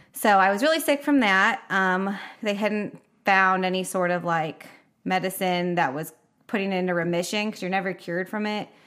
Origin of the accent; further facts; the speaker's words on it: Nashville, Tennessee, United States; moved away as an adult; moved back to Nashville in May, 'cause that's where I mostly grew up.